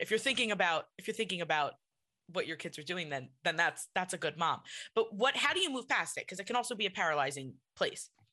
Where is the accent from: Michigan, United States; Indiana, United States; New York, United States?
New York, United States; accent: New York; I'm from New York, so people tell me that I have a New York accent